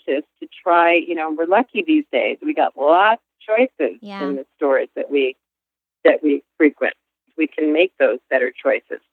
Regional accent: United States; we Americans

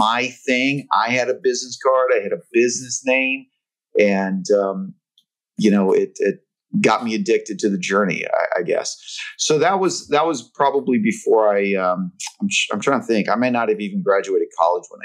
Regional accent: Lahaina, Hawaii, United States; moved away; I'm from that little town in Hawaii called Lahaina

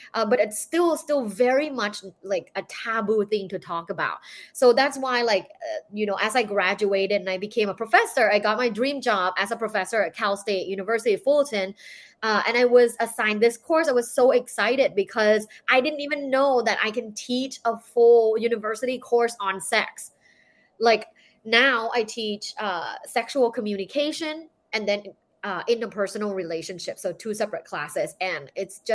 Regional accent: Thailand; I'm from Thailand. So I was born and I grew up in Thailand

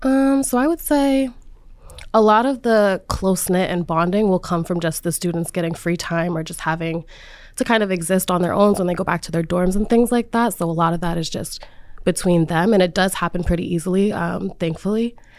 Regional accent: Rhode Island, United States; I'm from Rhode Island and I've come to Providence so many times

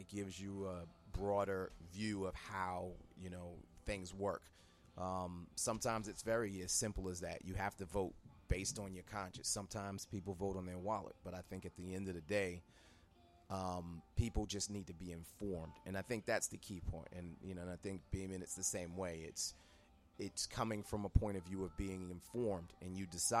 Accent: New York City, New York, United States; Growing up in New York City

